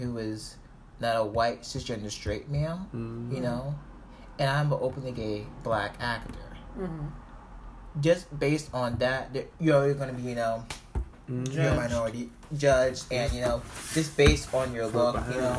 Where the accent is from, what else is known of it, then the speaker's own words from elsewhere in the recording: Baltimore, Maryland, United States; born there; I was born in Baltimore, but my heart is in New York City.